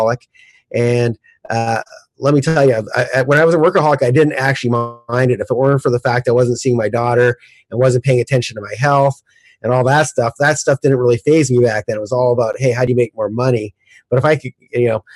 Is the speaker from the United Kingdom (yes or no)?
no; Canada; moved away; I'm originally from Canada, and originally I did all my real estate in Calgary, Canada